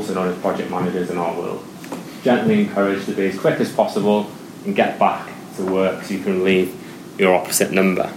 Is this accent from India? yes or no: no; United Kingdom; we're British